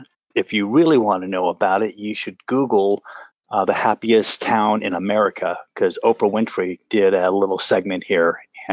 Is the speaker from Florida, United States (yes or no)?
no; California, United States; I am a native Californian.